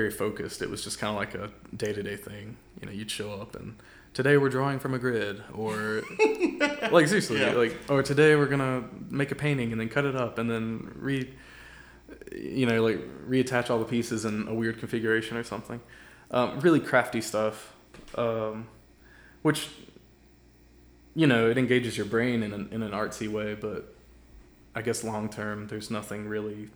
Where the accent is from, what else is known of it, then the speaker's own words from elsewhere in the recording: Louisburg, North Carolina, United States; I'm from Lewisburg